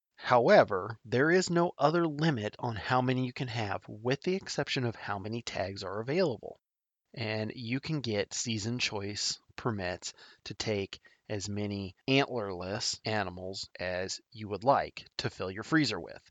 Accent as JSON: {"language": "English", "region": "Nebraska", "country": "United States", "tie": "born or raised there", "said": "my home state of Nebraska"}